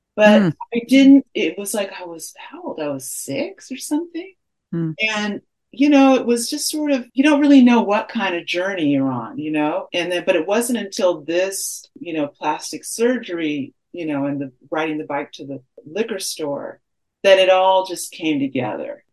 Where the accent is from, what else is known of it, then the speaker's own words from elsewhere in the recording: Los Angeles, California, United States; I grew up in Baldwin Hills and I was bused for elementary school in Bel Air